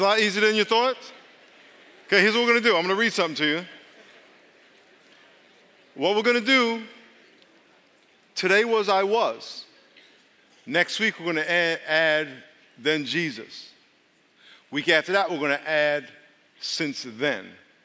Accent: Long Island, New York, United States; moved away; I grew up in Long Island.

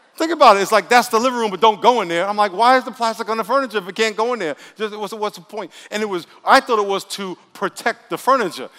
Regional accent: New York City, New York, United States; moved away; I grew up in New York and, and took the subway a thousand times

